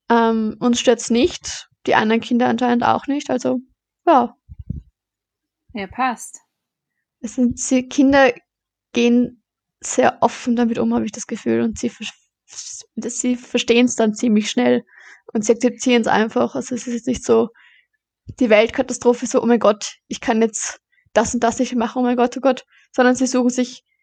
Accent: Baden, Lower Austria, Austria; also born or lived in Vorarlberg; genau, ich bin eigentlich in Vorarlberg geboren. Aber oh, mein Papa kommt aus Baden, also sind wir nach Baden gezogen.

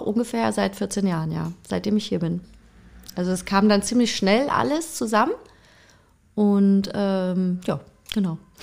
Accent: Freiburg im Breisgau, Baden-Württemberg, Germany; moved away; bin ich halt nicht im, in, im Osten sozusagen groß geworden, sondern in Freiburg im Breisgau

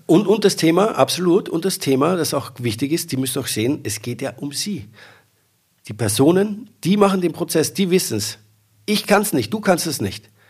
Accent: Austria; Ich bin ja Österreicher

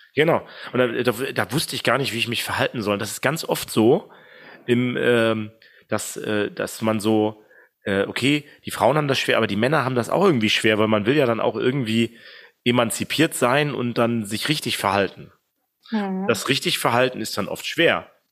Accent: East Germany, Germany; moved away; also born or lived in Bamberg; als Ossi im Westen

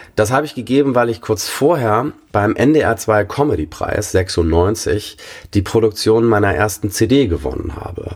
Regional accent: Bad Schwartau, Schleswig-Holstein, Germany; accent: Norddeutsch; moved away; also born or lived in Hamburg; ich bin in Hamburg geboren und in Bad Schwartau aufgewachsen

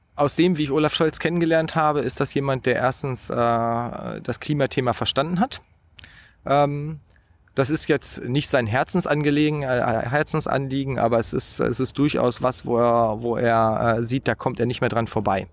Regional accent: Hanover, Lower Saxony, Germany; Ich bin ja in Niedersachsen aufgewachsen

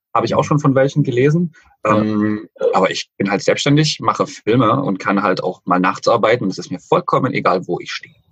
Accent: Dresden, Saxony, Germany; Also ich bin äh, Dresdner, seit ich so denken kann und ähm, mit der Heimat ganz gut verwurzelt.

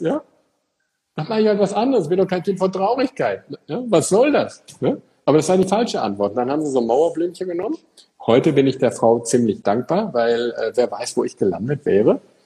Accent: Eickelborn, North Rhine-Westphalia, Germany; now in Frankfurt, Germany; ich komme ja aus Eichelborn, so ein kleines Café in Nordrhein-Westfalen.

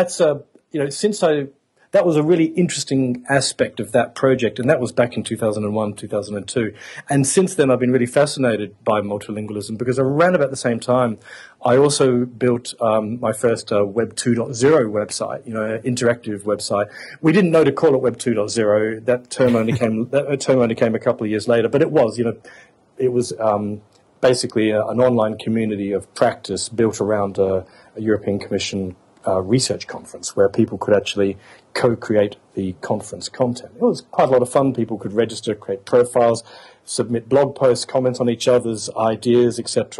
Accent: Adelaide, South Australia, Australia; moved away as an adult; now in Brussels, Belgium; I'm an Australian. I didn't hardly heard a foreign language spoken as I grew up in Adelaide, South Australia

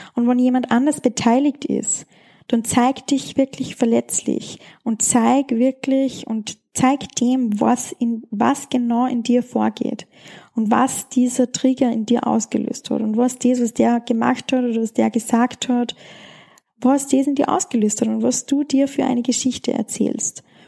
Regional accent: Schladming, Styria, Austria; weil es in meiner Heimat stattfindet, in Schladming

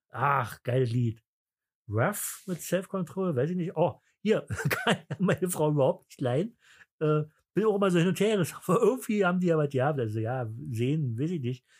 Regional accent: East Germany, Germany; bei uns im Osten

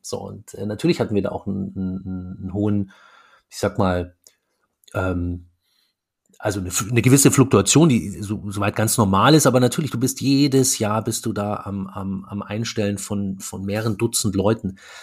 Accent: Munich, Bavaria, Germany; moved away as an adult; also born or lived in Stuttgart; now in Berlin, Germany; wir kommen ja beide aus, aus München

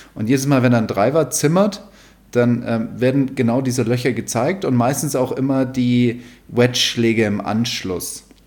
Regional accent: Munich, Bavaria, Germany; moved away; also born or lived in Rhine Plain; meine Jugend in München

